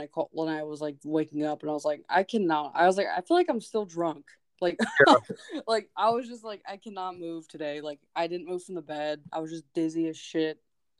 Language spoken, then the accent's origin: English; Alaska, United States; moved away; also born or lived in Metlakatla; I'm from Alaska